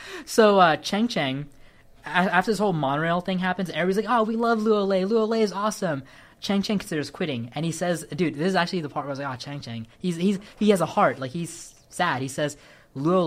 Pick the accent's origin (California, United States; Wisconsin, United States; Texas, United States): California, United States; I can speak as a Californian, as in a Sri Lankan